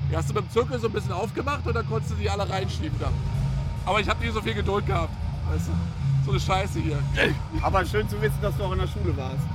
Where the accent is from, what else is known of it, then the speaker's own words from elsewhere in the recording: Friesack, Brandenburg, Germany; das Hauptding ist natürlich, dass das hier meine alte Heimat ist. Ja. Ich bin ja hier groß geworden in der Gegend, weißt du?